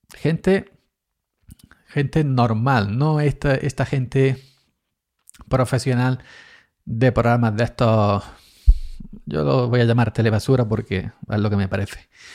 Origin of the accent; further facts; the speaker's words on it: Andalusia, Spain; yo soy andaluz